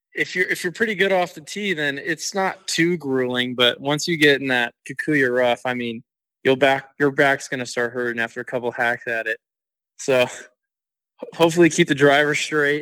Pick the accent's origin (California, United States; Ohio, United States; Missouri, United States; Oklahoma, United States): California, United States; San Diego; I grew up in San Diego